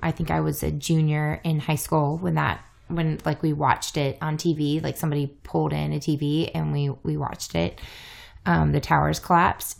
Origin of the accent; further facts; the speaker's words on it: the South, United States; moved away; also born or lived in Iowa; I'm a Southerner